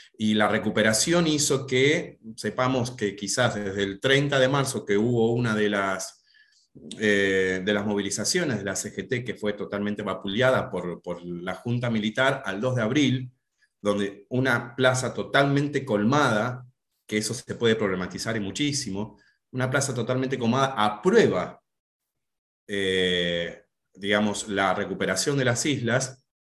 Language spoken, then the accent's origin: Spanish; Tandil, Buenos Aires Province, Argentina; moved away as an adult; now in Buenos Aires, Argentina; soy profe de geografía de la ciudad de Tandil, hace unos pocos años que estoy viviendo en Buenos Aires